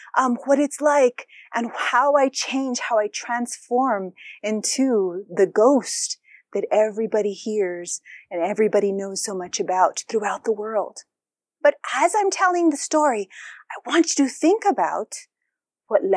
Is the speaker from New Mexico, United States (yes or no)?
yes; New Mexico, United States; I'm from Nuevo Mexico, from New Mexico